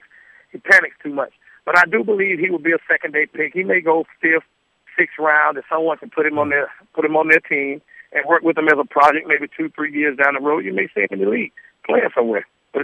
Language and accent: English; South Carolina, United States; I'm from South Carolina, but I was born and bred in Notre Dame